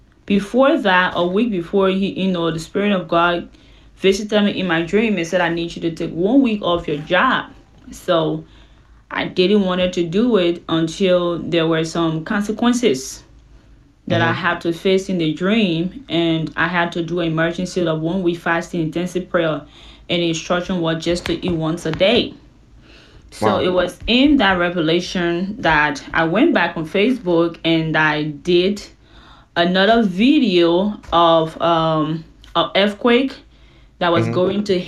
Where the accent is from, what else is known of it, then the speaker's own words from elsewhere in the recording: Liberia; now in Houston, United States; I live in the U.S. In Houston, Texas. I'm from West Africa, Liberia